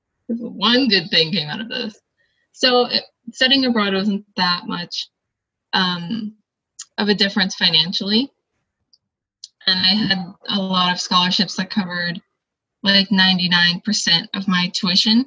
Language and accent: English; California, United States; moved away as an adult; also born or lived in Oregon; So I was coming from California, and I went to Oregon State, so I was an out-of-state student.